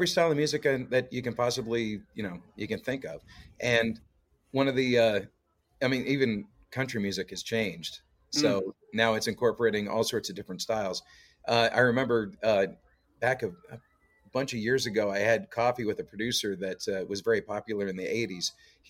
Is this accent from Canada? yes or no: yes; Canada; Oh yeah, it's we're all over the place. It's a lot of times, like I'll run into fellow Canadians, walking to gigs because there's a lot of musicians down here